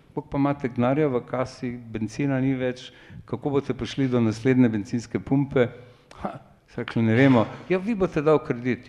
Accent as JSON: {"language": "Slovenian", "country": "Slovenia"}